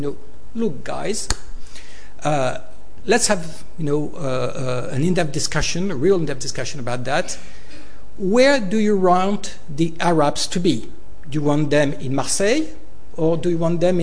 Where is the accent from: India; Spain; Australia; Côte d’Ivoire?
Côte d’Ivoire; moved away; I was born in Africa, in Ivory Coast. I was raised there